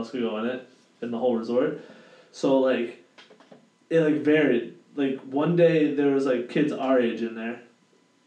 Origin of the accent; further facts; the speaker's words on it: Boston, Massachusetts, United States; where are you from? And I'm like, yeah, Boston